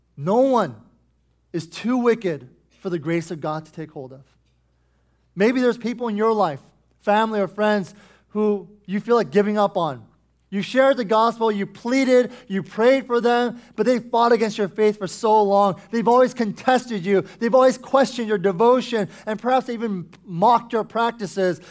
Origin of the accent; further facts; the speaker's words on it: United States; us as American Christians